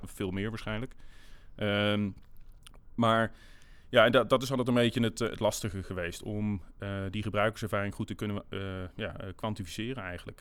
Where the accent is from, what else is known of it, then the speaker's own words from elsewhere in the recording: Netherlands; wij als, eh, eh, als Nederlanders